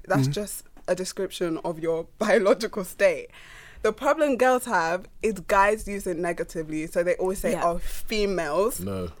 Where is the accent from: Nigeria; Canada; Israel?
Nigeria; I'm from Nigeria.